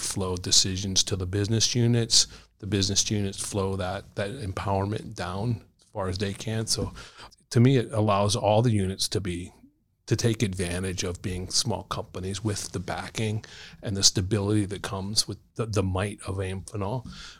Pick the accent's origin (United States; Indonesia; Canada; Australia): United States; Ohio; moved away as an adult; now in Connecticut, United States; So I grew up in Ohio, the Midwest. My parents lived in Pittsburgh when I went into the service.